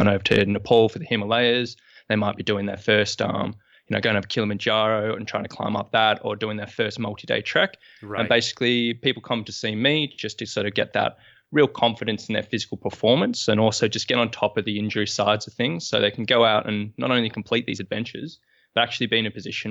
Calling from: Sydney, New South Wales, Australia; I'm coming from Sydney, Australia this morning.

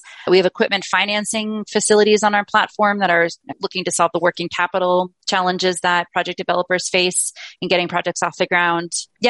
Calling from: Colorado, United States; I'm joining from Colorado, so not too far away from most of the folks listening in today.

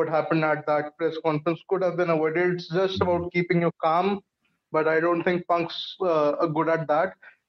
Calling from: India; Yeah, so I'm joining from India.

